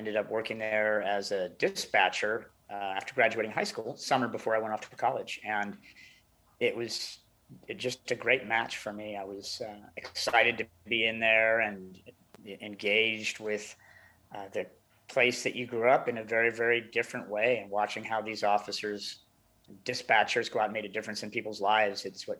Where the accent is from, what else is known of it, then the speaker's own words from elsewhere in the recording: St. Helena, California, United States; So I grew up in Napa County, born and raised in the small town of St. Helena, population about 5,000. And I was raised by my dad there, who was a public school teacher.